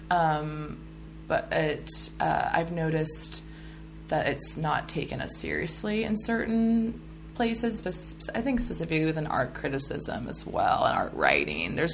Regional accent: Midwest, United States; also born or lived in Oklahoma / Kansas; I've noticed too, because I am a Midwesterner and living out here in the Pacific Northwest.

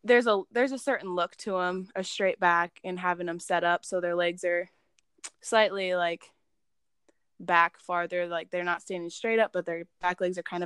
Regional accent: Buena Vista County, Iowa, United States; I'm from Buena Vista County.

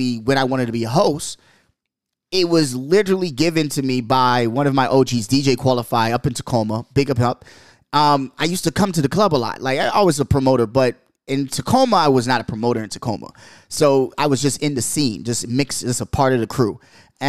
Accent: Bahamas; also born or lived in New York; now in Seattle, United States; growing up in the Bahamas

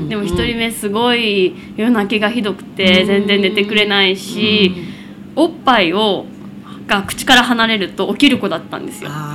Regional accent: Kushiro, Hokkaido, Japan; moved away as an adult; also born or lived in Tokyo; now in Machida, Japan; 18まで高校卒業まで釧路市にいて進学をきっかけに東京に上京しました

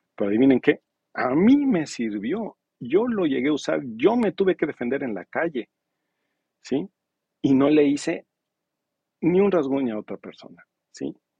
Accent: Mexico; now in Los Cabos, Mexico

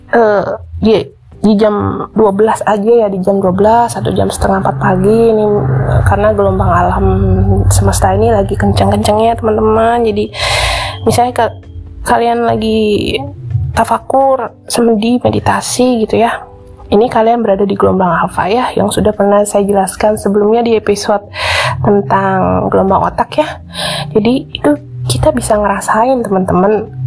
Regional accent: West Java, Indonesia; ketika misalnya saya melihat uh, gunung di oh, daerah saya gitu ya gunung Ciremai

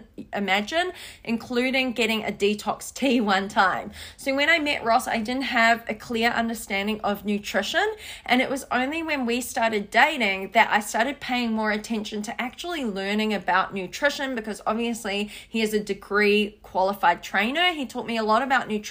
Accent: New Zealand; I'm from New Zealand, I'm half Thai

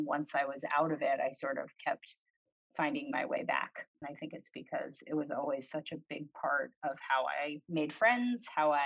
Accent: Rhode Island, United States; moved away as an adult; Most of the folks in my hometown stay in Rhode Island for college

